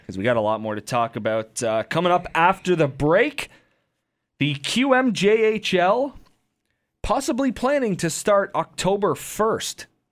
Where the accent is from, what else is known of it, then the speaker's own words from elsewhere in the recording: Windsor, Ontario, Canada; I grew up in Windsor